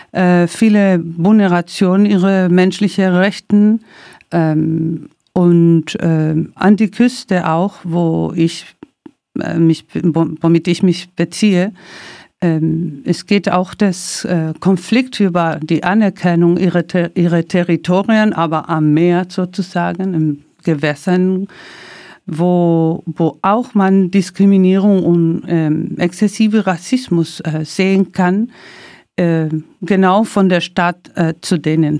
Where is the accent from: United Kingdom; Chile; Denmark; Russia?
Chile; Santiago, Santiago Metropolitan Region; German is a second language; moved away as an adult; now in Germany; ich bin Chilenin, Chilenin und ähm, ich bin so groß geworden in einem Sektor, die im Zentrum Santiago